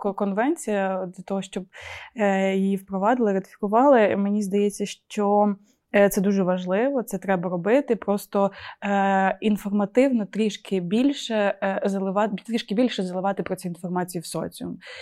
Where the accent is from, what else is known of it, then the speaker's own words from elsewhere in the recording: Ukraine; accent: Surzhyk; в мене такий суржик